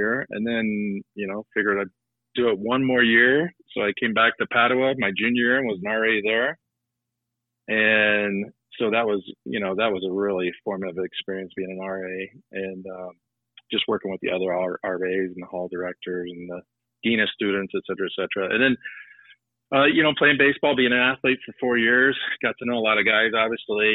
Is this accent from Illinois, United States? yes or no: yes; Effingham, Illinois, United States; it all goes back to Effingham, Illinois, and growing up there